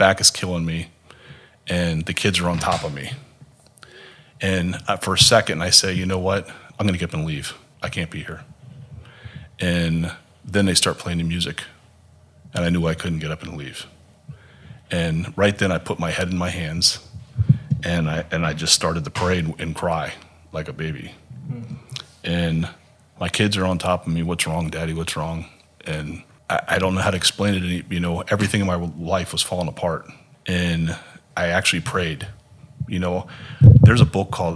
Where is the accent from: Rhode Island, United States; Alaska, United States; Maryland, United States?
Maryland, United States; also born or lived in Minnesota / Fairfax, Virginia; now in Haiti; I'm originally from Maryland